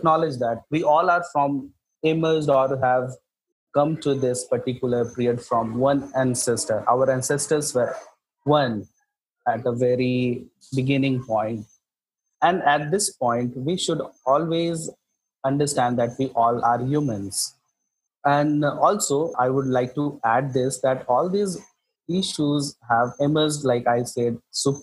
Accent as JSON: {"language": "English", "area": "site of India's first uranium mining", "region": "Jharkhand", "country": "India", "tie": "born or raised there", "said": "My hometown is the home to India's first uranium mining"}